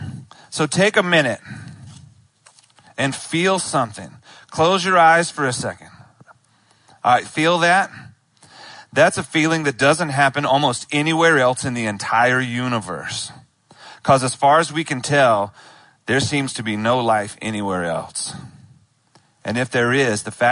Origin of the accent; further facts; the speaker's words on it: Charlotte, North Carolina, United States; I was born in Charlotte. I grew up in Charlotte